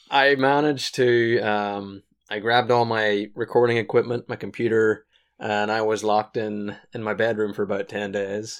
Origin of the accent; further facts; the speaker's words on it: Washington, United States; we're from Washington